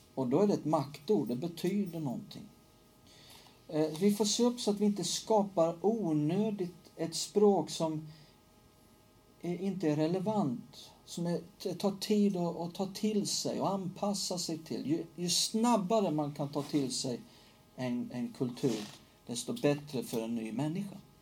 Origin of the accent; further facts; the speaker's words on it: Hällefors, Örebro County, Sweden; moved away; från Hällefors där jag växte upp